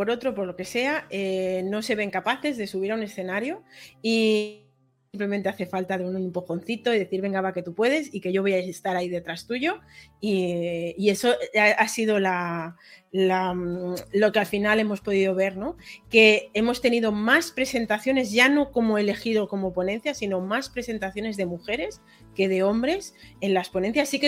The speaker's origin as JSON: {"language": "Spanish", "region": "Catalonia", "country": "Spain", "said": "Aquí somos catalanes"}